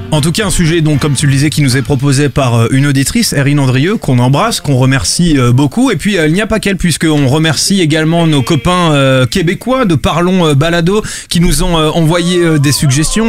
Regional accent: Bordeaux, Nouvelle-Aquitaine, France; now in Paris, France; je suis de Bordeaux

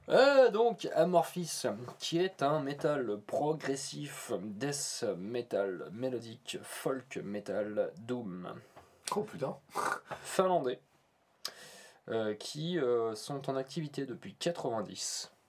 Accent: Normandy, France; accent: Norman; Bah, c'est mon accent normand, c'est normal.

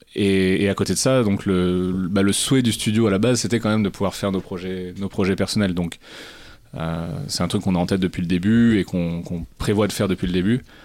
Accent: Cantal, Auvergne-Rhône-Alpes, France; j'ai grandi dans le Cantal

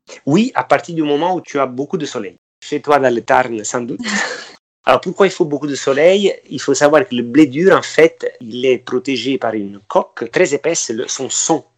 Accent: Amalfi Coast, Campania, Italy; now in Paris, France; je suis originaire de la Côte Amalfitaine

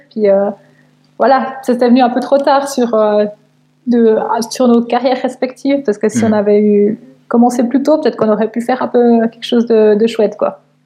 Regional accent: Switzerland

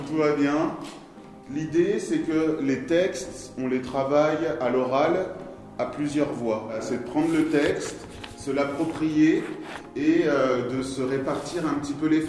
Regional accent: Portugal; Il y a une bétonnière parce que je suis portugais.

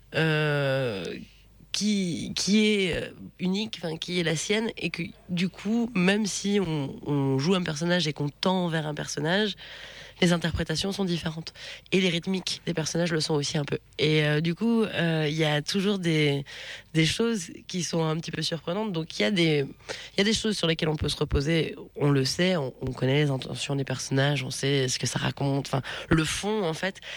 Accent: Mayenne, Pays de la Loire, France; je, suis originaire de la Mayenne

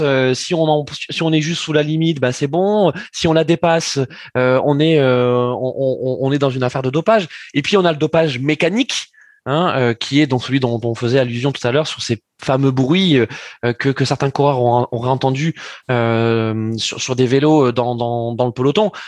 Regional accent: France; nous en tant que Français

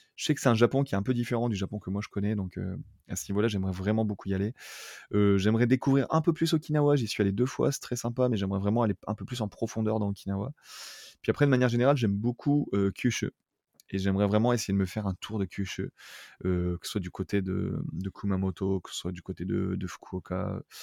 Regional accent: France; moved away as an adult; also born or lived in Toulouse, France; now in Tokyo, Japan; je viens de France

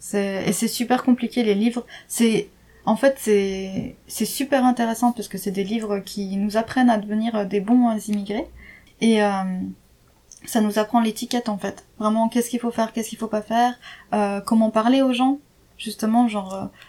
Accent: France; moved away; je suis enfin je suis française

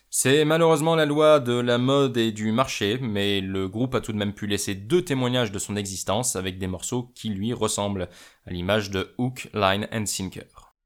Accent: France; chez nous en France

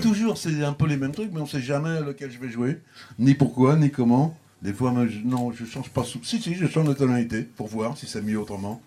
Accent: Paris, Île-de-France, France; accent: Parisian; je me sers dans mon accent parisien de ma manière de parler

